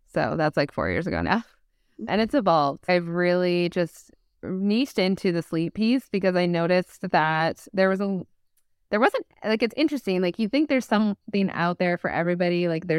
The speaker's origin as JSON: {"language": "English", "country": "Canada", "said": "We're Canadian. We like to put the U."}